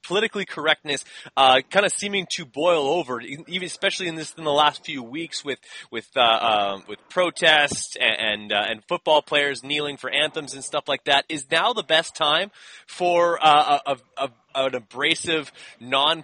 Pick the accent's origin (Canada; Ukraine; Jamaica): Canada; I'm from Canada, and we only started getting live Supercrosses in 2009